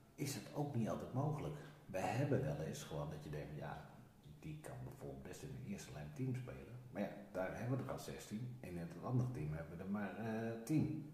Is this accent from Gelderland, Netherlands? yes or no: no; Lelystad, Flevoland, Netherlands; ik heb vroeger altijd gehockeyd eh, in Lelystad. Daar woonde ik toen